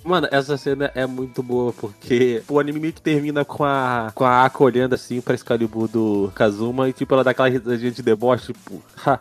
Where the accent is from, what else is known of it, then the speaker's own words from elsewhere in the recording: Brazil; eu sou brasileiro